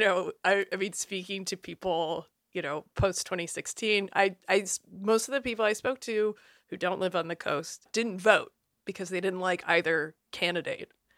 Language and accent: English; Iowa, United States; I'm from Iowa